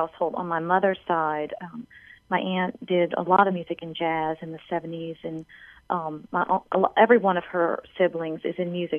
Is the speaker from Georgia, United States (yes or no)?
no; New Orleans, Louisiana, United States; I was born and raised in New Orleans.